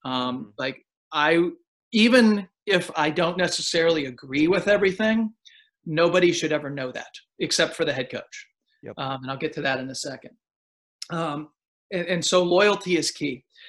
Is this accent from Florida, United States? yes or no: no; Pennsylvania, United States; moved away as an adult; now in Austin, United States; I grew up in Pennsylvania.